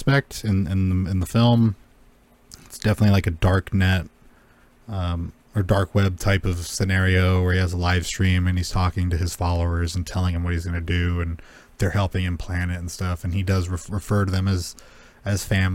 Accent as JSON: {"language": "English", "town": "Los Angeles", "region": "California", "country": "United States", "tie": "born or raised there", "said": "I grew up in Los Angeles"}